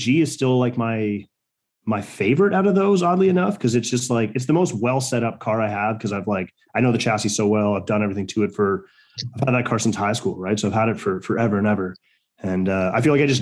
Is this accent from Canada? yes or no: yes; Cambridge, Ontario, Canada; I'm from Cambridge, which is like 45 minutes